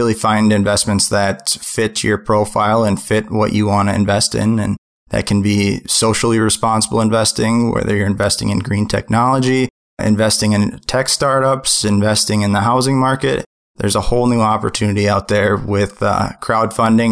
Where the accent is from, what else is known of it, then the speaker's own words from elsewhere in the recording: Minnesota, United States; I'm from the Midwest. I'm from Minnesota